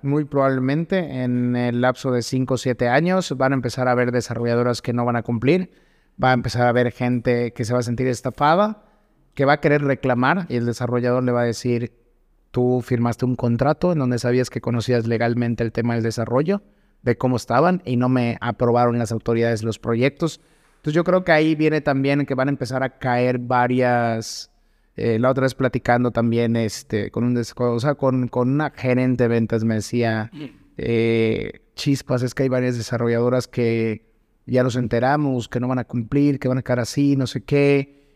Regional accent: Yucatán, Mexico; hablando como yucateco

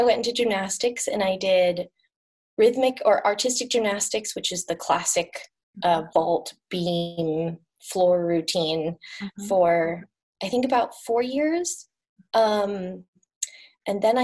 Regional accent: Portland, United States; now in Palo Alto, United States; I grew up in Portland

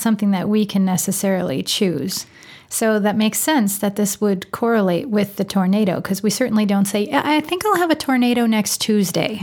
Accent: Wisconsin, United States; moved away; I'm from Wisconsin originally

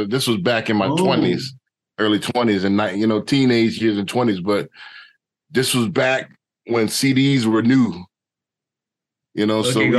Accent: New Orleans, Louisiana, United States; moved away; also born or lived in Houston, Texas; I'm originally from New Orleans, Louisiana.

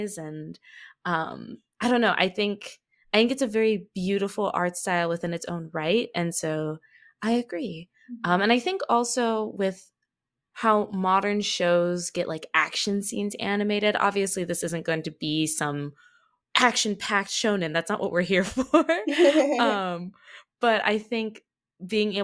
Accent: United States; accent: American; I'm specifically an American too, if you can't tell from the accent.

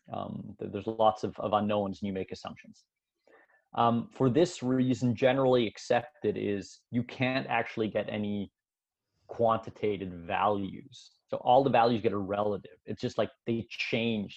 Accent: Canada; moved away as an adult; now in Switzerland; I was born in Switzerland, but my parents immigrated to Canada when I was young. So I actually went. Uh, I grew up in Canada

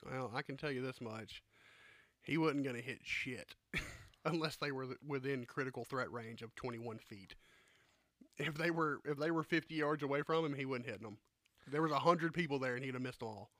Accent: the South, United States; I grew up in the South.

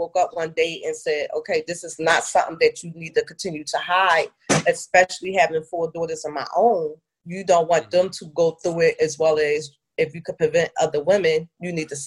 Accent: Philadelphia, Pennsylvania, United States; moved away as an adult; now in Atlanta, United States; I grew up, born and raised in Philadelphia, Pennsylvania, where all of my family is from

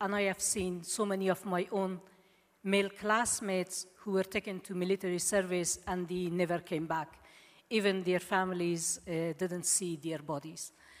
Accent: Afghanistan; moved away; As Jonathan said … I am from Afghanistan

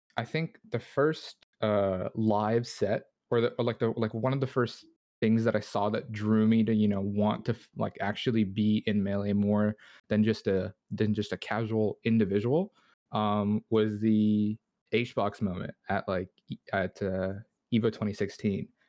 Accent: Toronto, Ontario, Canada; I'm from Toronto

